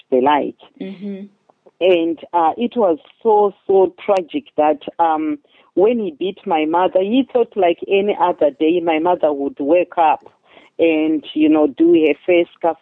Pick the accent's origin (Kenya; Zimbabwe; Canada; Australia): Zimbabwe; Chitungwiza, Harare; moved away as an adult; I grew up in Zimbabwe. It's in Southern Africa, in a very poor neighborhood called Chitungwiza